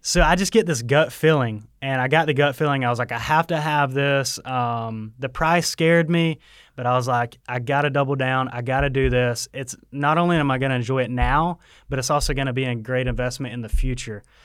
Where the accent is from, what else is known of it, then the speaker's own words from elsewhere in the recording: Waycross, Georgia, United States; also born or lived in Statesboro, Georgia; I'm from Waycross, but I went to school here in Statesboro